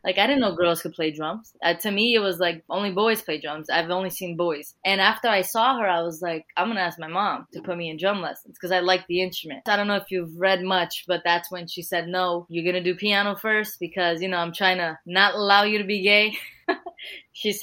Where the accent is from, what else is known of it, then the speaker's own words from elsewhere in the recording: United States; first language Portuguese; English is a second language; I was born here in the United States